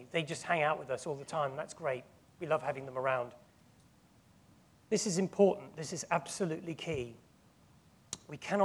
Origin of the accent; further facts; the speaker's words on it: England, United Kingdom; we are tempted as English people